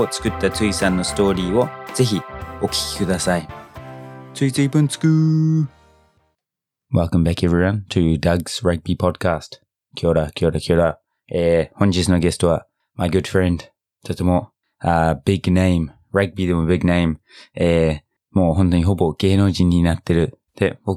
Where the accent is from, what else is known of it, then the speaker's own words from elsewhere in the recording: New Zealand; now in Japan; 僕の母国ニュージーランド